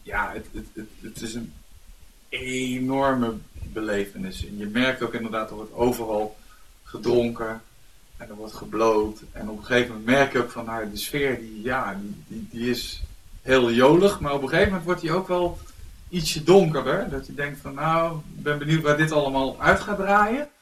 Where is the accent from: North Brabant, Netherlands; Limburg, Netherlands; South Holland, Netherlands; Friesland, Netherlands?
Limburg, Netherlands; Venray; moved away; ik kom oorspronkelijk uit Venray